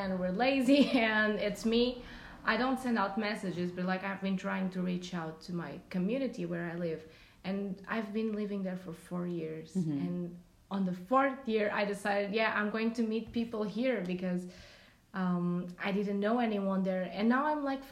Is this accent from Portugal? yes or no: yes; Portugal; I'm from Portugal.